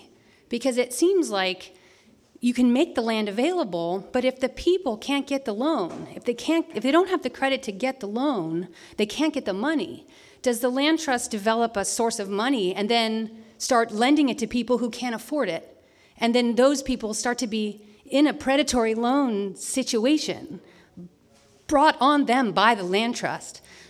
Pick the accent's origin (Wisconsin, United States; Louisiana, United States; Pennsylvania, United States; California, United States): California, United States; my parents bought my home when I grew up in the Bay Area for $32,000.